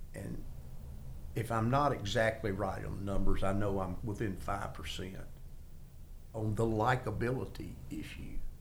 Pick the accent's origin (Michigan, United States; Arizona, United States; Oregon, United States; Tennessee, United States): Tennessee, United States; Middle; I grew up in Middle Tennessee